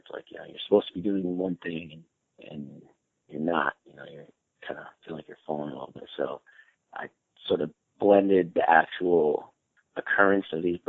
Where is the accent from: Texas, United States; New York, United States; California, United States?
New York, United States; Albany; moved away as an adult; now in New York City, United States; I moved down here from Albany, New York, from upstate where I grew up